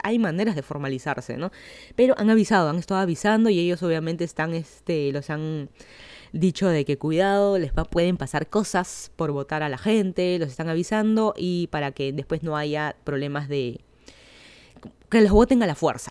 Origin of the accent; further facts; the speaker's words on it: Lima, Peru; moved away as an adult; now in Miami, United States; yo soy de Lima, Perú